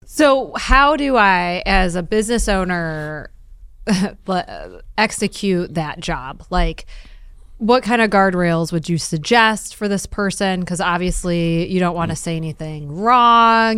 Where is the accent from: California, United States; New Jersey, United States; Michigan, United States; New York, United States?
Michigan, United States; Detroit; I'm from Detroit